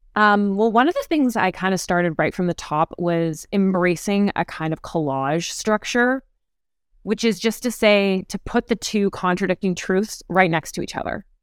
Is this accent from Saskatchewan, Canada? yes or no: no; Calgary, Alberta, Canada; now in Toronto, Canada; I grew up in Calgary, Alberta